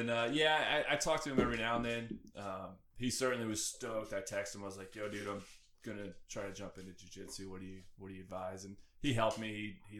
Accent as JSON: {"language": "English", "town": "Richmond", "region": "Indiana", "country": "United States", "also_born_or_lived": "West Palm Beach, Florida", "moved": "as an adult", "said": "I'm from Richmond, Indiana."}